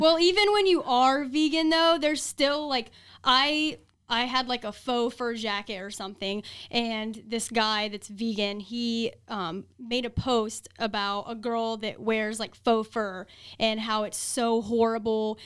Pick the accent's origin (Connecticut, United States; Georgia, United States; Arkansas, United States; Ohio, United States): Ohio, United States; Columbus; moved away as an adult; now in Las Vegas, United States; I was born and raised in Columbus, Ohio